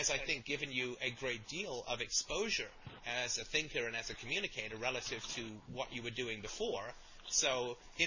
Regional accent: Canada; I'm Canadian

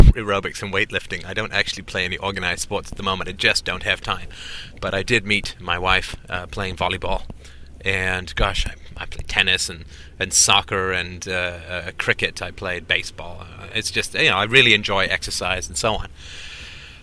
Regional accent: England, United Kingdom; moved away; also born or lived in Ireland / Africa; I grew up in England. I was born in Ireland. I grew up in England

